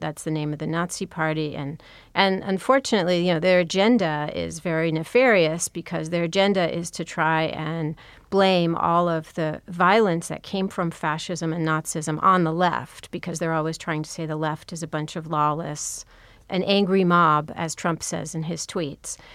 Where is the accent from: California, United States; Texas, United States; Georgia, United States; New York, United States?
California, United States; Los Angeles; I grew up in California, in Pacific Palisades